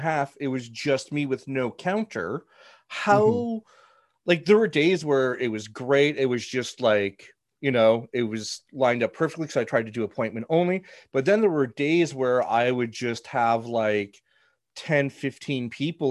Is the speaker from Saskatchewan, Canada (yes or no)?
no; Ottawa, Ontario, Canada; growing up in Ottawa, we had Mr. Arcade